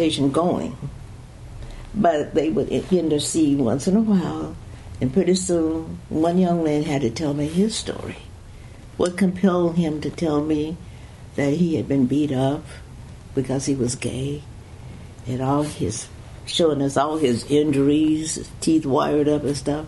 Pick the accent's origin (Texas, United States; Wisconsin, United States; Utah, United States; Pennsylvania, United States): Texas, United States; Fort Worth; I was born in Fort Worth, Texas